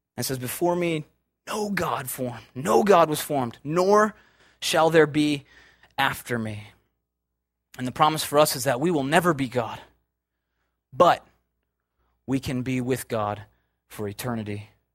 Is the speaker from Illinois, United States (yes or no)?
yes; Chicago, Illinois, United States; I'm from Chicago